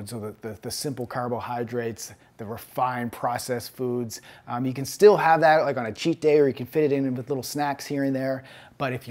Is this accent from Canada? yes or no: yes; Canada; I'm a Canadian